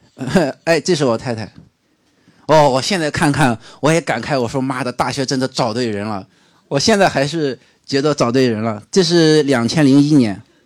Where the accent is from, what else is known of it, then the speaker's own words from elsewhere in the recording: Shandong, China; moved away; also born or lived in Sichuan; 我是生在四川，长在山东的，所以说我到山东以后呢